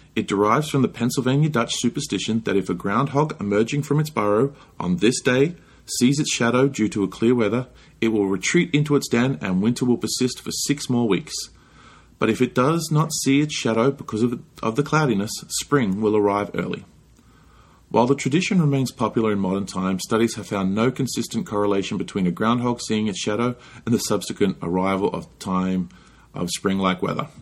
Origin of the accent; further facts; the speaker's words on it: Australia; now in United States; growing up in Australia